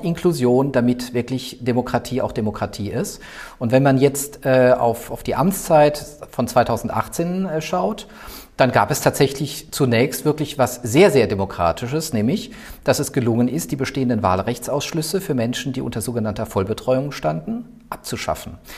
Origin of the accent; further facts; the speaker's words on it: Mannheim-Heidelberg area, Baden-Württemberg, Germany; moved away as an adult; also born or lived in Würzburg / Rostock / Brandenburg; now in Berlin, Germany; Ich komme eigentlich aus der Ecke Mannheim-Heidelberg